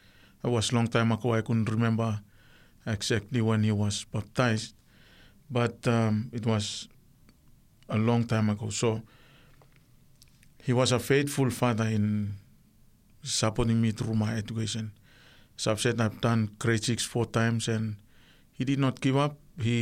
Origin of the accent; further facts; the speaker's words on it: Sanma, Vanuatu; The island is called Mavia. Yes, that's where I was. That's my island, but I was born in the Lucanville Hospital in Santo.